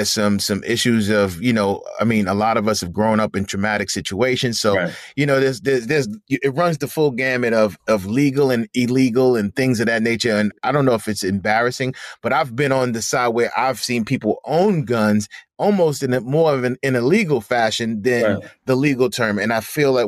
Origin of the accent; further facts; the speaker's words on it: New York City, New York, United States; growing up in the African-American community, I'm from Harlem, New York